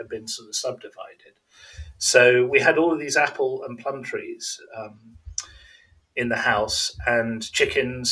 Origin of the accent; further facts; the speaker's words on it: Birmingham, West Midlands, United Kingdom; moved away; also born or lived in Warwickshire / America; I was born in Birmingham